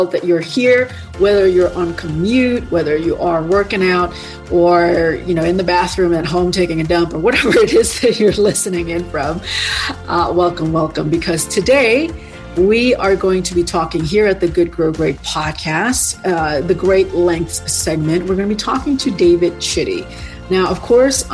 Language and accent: English; Indonesia; moved away; my home country in Indonesia